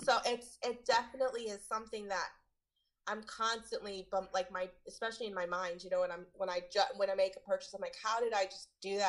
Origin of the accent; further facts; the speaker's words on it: New York City, New York, United States; Yeah, so I was born and raised in New York City.